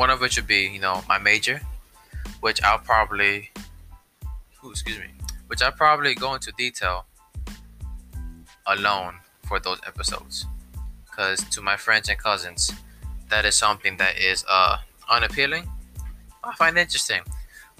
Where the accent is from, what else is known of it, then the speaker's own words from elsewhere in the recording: Newark, New Jersey, United States; I'm from Newark, which is also called Brick City.